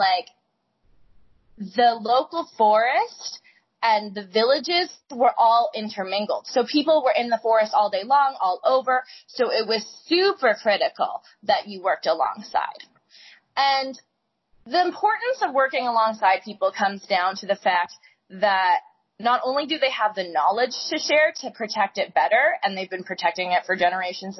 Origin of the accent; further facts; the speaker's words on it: Canada; moved away; I grew up in Canada